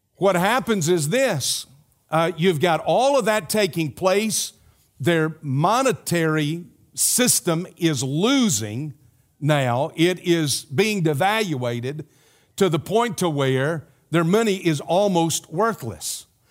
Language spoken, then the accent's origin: English; South Carolina, United States; moved away; my home state, South Carolina